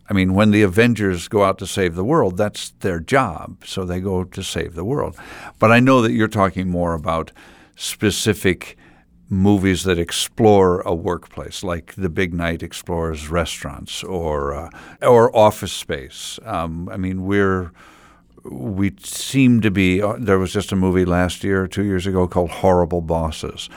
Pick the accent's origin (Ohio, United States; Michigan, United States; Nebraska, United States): Ohio, United States; Findlay; now in Milwaukee, United States; I was born in Findlay, Ohio